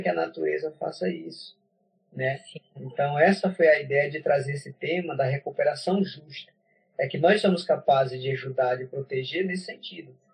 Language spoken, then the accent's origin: Portuguese; Huni Kuin territory, Acre, Brazil; Eu sou do Acre, moro no, sou do território Runicuim, no Maquiá, que fica no médio Rio Joinvira. Eu sou Runicuim